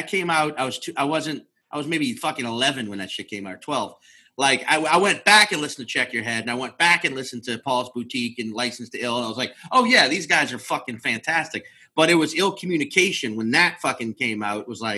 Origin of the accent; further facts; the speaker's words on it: Slidell, Louisiana, United States; moved away as an adult; also born or lived in New Orleans; now in Los Angeles, United States; I was growing up in Slidell, Louisiana